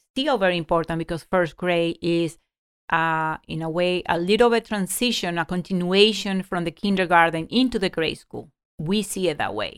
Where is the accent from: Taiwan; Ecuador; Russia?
Ecuador; moved away; I grew up in Ecuador